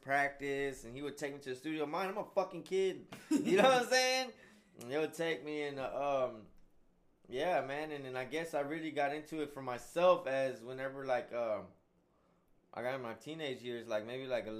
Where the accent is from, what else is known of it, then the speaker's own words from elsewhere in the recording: Houston, Texas, United States; we're both from Spring Branch